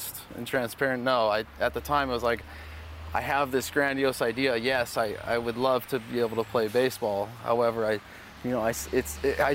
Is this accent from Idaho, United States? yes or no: no; Southern California, United States; growing up in Southern California